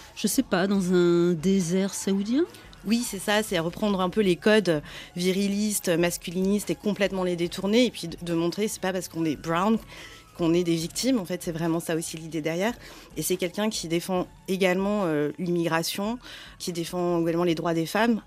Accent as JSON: {"language": "French", "country": "France", "tie": "born or raised there", "said": "J'ai grandi en France, j'ai grandi avec de la, culture occidentale"}